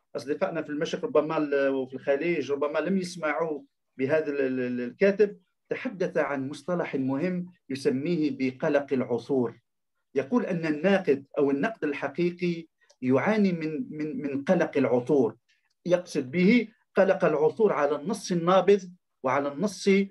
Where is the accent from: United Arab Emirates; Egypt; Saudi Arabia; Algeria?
Algeria; عندنا في الجزائر